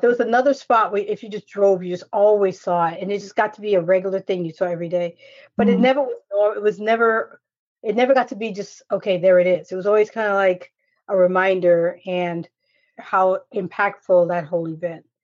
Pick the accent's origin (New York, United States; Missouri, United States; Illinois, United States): New York, United States; moved away; I'm from New York